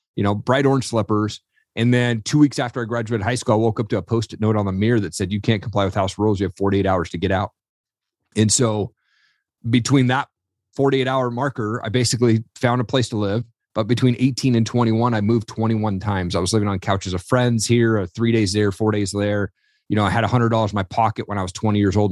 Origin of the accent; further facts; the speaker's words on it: Eastern Washington, United States; I grew up in Eastern Washington